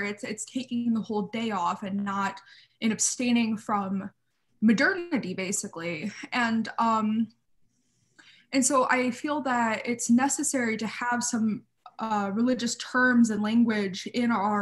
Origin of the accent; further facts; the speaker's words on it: United States; as an American Orthodox Jew